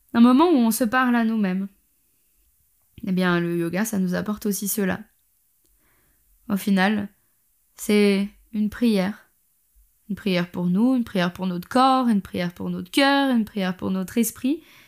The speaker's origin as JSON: {"language": "French", "country": "Switzerland", "said": "je suis suisse"}